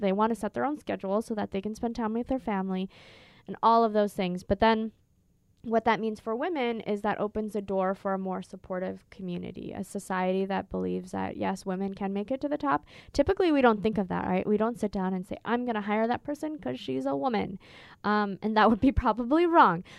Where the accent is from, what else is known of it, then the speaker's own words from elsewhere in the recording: Minnesota, United States; also born or lived in California; now in Phoenix, United States; I'm originally from Minnesota, which is very green and lush